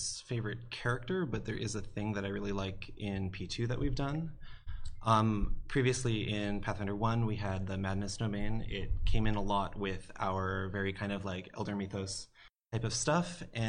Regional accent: Hawaii, United States; I'm from Hawaii.

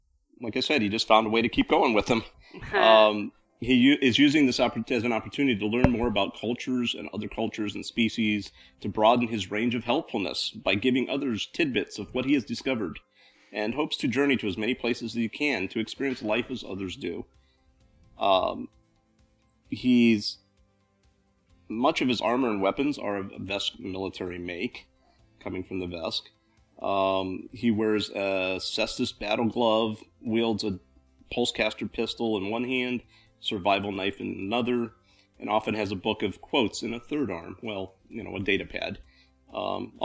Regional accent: Ohio, United States; moved away; also born or lived in Florida; Grew up in Ohio, moved to Florida for a while

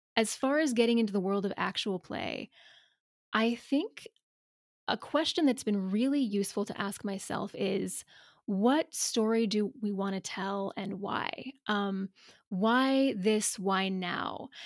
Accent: the South, United States; we're both from the South

